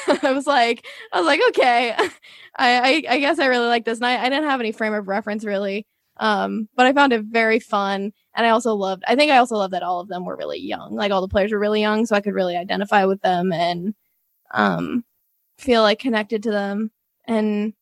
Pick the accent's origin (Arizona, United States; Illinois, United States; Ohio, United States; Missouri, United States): Missouri, United States; St. Louis; I'm from St. Louis